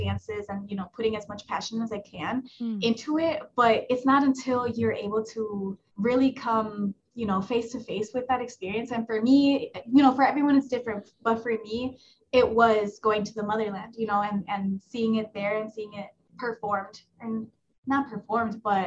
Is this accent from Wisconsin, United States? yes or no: yes; Milwaukee, Wisconsin, United States; I was born in Milwaukee